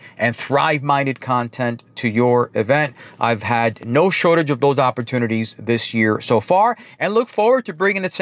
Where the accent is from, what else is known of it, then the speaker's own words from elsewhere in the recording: New York, United States; accent: New York; they pick up my New York accent right away